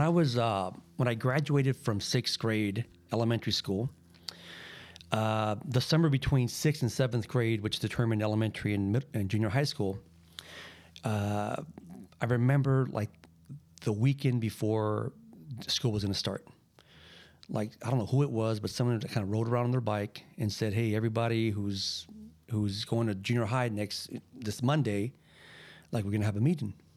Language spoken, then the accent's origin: English; Lynwood, California, United States; also born or lived in Boyle Heights, Los Angeles; I'm an L A boy, man. I'm, uh, born here, born and raised.